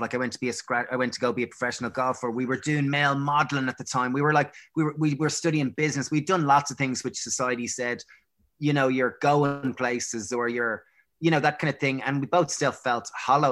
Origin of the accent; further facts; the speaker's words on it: Greystones, County Wicklow, Ireland; growing up in Greystones and going to, you know, we went to a, a kind of Prez in Bray